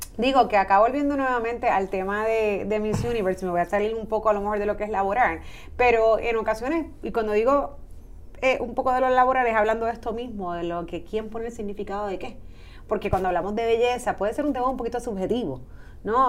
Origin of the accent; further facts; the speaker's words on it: Puerto Rico; somos puertorriqueños